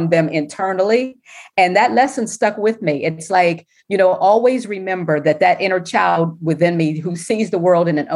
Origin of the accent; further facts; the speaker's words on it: Pittsburgh, Pennsylvania, United States; born or raised there; moved away as an adult; now in Washington, D.C., United States